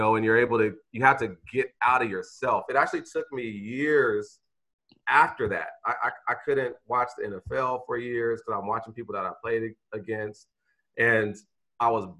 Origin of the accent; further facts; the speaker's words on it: Vallejo, California, United States; moved away as an adult; I'm this kid from Vallejo